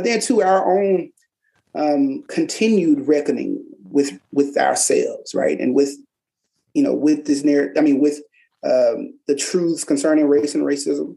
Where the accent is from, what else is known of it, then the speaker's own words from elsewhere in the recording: Tallahatchie County, Mississippi, United States; I'm born and raised in Tallahatchie County